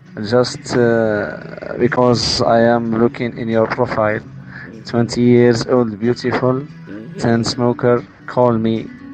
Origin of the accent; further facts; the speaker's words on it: Algeria; English is a second language; I am from Algeria.